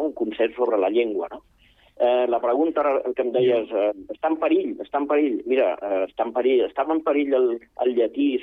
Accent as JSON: {"language": "Catalan", "region": "Catalonia", "country": "Spain", "tie": "born there", "second_language": "Catalan", "said": "Jo sóc fill de, de, de pares de Múrcia, vale? i jo vaig néixer aquí a Catalunya"}